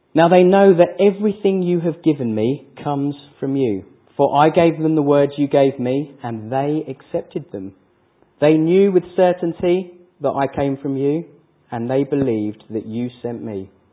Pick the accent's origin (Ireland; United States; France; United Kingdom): United Kingdom; England; we're English